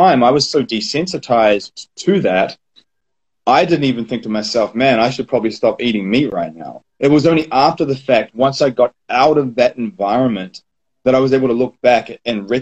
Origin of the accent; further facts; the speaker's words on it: New Zealand; growing up in New Zealand, I fell into the butchery industry